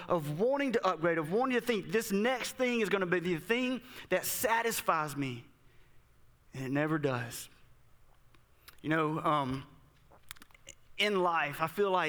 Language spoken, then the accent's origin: English; Southern Mississippi, United States; This is where I grew up in Southern Mississippi